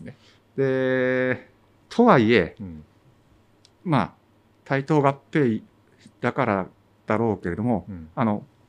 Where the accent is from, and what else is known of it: Shimotsuke, Tochigi, Japan; born or raised there; also born or lived in Tokyo